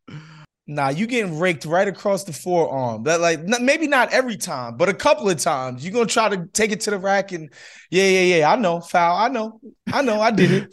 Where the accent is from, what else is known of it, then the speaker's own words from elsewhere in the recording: New York, United States; moved away as an adult; now in Los Angeles, United States; I spent 30 years, first 30 years of my life in New York, so you know, I, I'm definitely a New Yorker